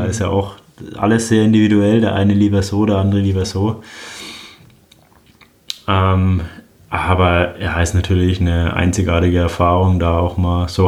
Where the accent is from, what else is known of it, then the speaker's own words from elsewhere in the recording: Roth, Bavaria, Germany; Ja, Rot ist meine Heimat. Als Franke äh, ist es, glaube ich, selbstverständlich, dass man in Rot am Start steht. Ich bin ja auch mit dem Rennen aufgewachsen.